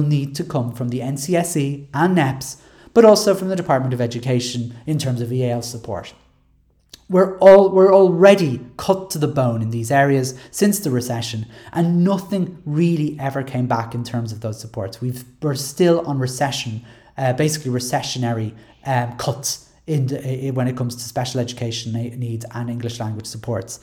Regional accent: Ireland; As Irish people

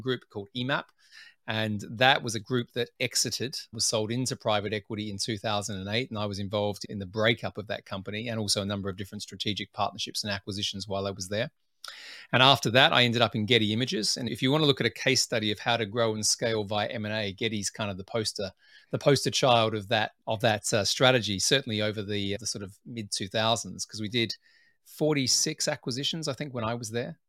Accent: Adelaide, South Australia, Australia; moved away as an adult; also born or lived in Sydney, Australia / United Kingdom; where I grew up in Adelaide, South Australia

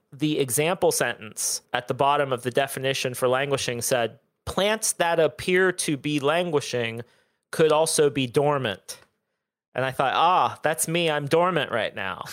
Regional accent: Southern Ohio, United States; now in Austin, United States; I grew up in Southern Ohio

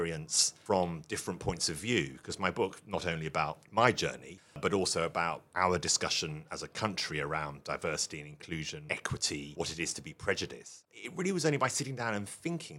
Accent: London, United Kingdom; as a teenager growing up in London

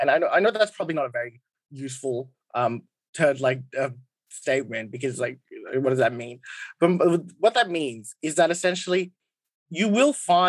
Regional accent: India; Like, I'm Indian. I'm Hindu. India is one of the only oldest civilizations in the world

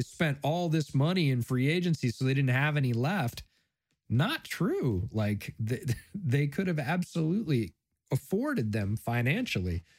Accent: Buffalo, New York, United States; did a lot of growing up in Buffalo. My family's from there

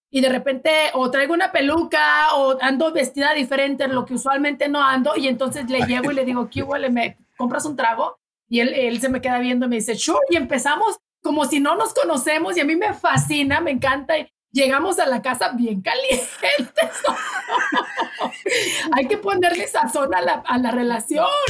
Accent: Delicias, Chihuahua, Mexico; mexicana de Chihuahua y ay, de delicias de un pueblito chiquito, ciudad chiquita

